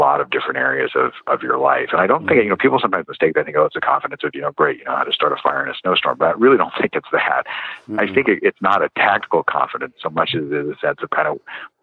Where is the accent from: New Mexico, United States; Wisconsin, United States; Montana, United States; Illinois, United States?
New Mexico, United States; I grew up out in New Mexico